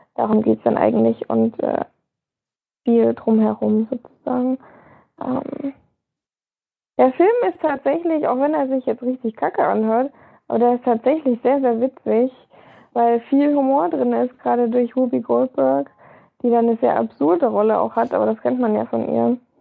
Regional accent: Germany; bei uns in Deutschland

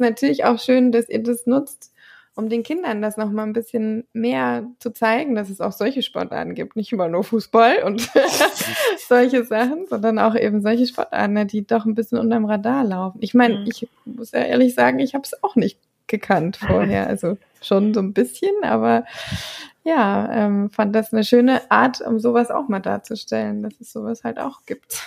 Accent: Thuringia, Germany; ich komme eben aus Thüringen tatsächlich, ähm, oder wir kommen aus Thüringen

